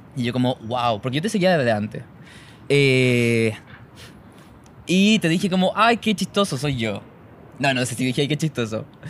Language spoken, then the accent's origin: Spanish; El Monte, Santiago Metropolitan Region, Chile; yo soy de El Monte, que, pero siempre voy a decir Taragante, que es un pueblito